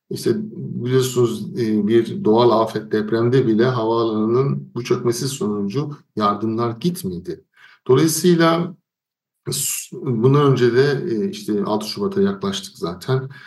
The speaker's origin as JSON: {"language": "Turkish", "country": "Turkey", "moved": "yes", "said": "Menderes Nehri benim köyümdeki çayırlarda, e, Karyaşlar Köyü'nün çayırlarını buluşturdu."}